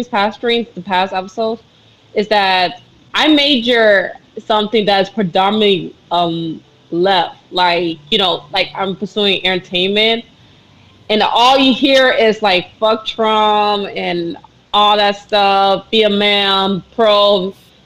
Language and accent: English; Chicago, Illinois, United States; I grew up on the South Side, born and raised.